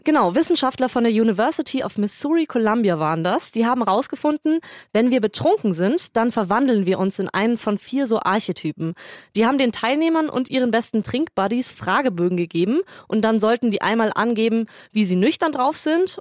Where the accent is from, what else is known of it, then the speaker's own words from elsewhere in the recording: Tegernsee, Bavaria, Germany; ich bin am Tegernsee zur Schule gegangen